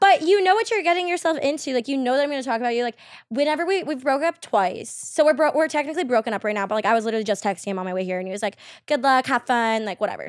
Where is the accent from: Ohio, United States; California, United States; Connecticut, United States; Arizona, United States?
Arizona, United States; Queen Creek; I grew up in, like, Arizona, like, Queen Creek area